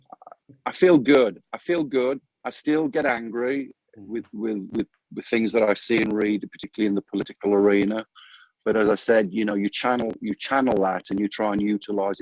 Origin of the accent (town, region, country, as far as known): United Kingdom; born or raised there; moved away as an adult; now in Phoenix, United States